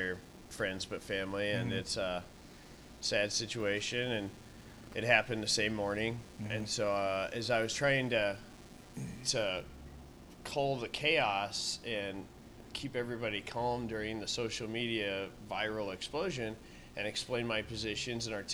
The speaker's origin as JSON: {"language": "English", "town": "El Paso", "region": "Texas", "country": "United States", "tie": "born or raised there", "moved": "yes", "lives_now": "Omaha, United States", "said": "I'm from El Paso, Texas. I grew up on the border"}